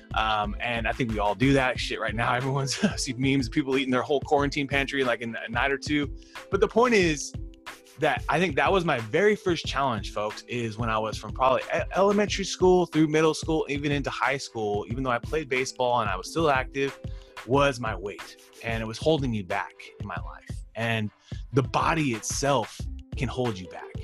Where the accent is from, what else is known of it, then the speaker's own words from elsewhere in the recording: Fresno, California, United States; I'm from Fresno